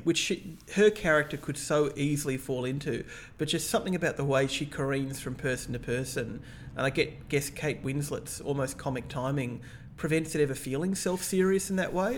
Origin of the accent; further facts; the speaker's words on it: Australia; as an Australian